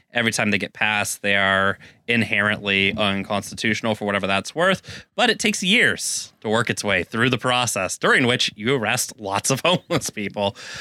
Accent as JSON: {"language": "English", "region": "Texas", "country": "United States", "moved": "yes", "lives_now": "Seattle, United States", "said": "as a Texan"}